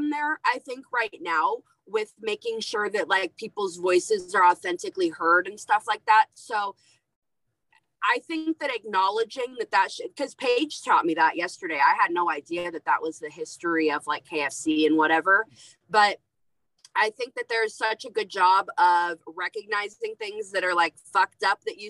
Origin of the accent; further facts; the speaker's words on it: West Coast, United States; I am from the West Coast